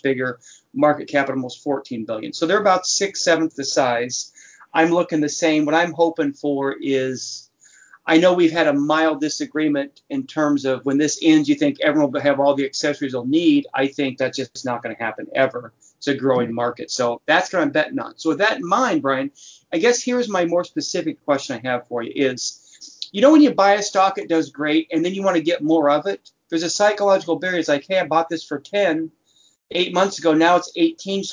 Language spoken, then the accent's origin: English; United States; I'm American